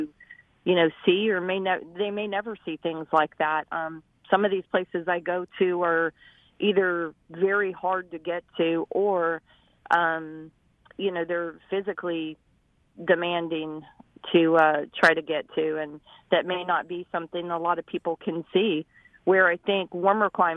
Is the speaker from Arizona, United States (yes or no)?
yes; Arizona, United States; growing up in Arizona in those really hot temperatures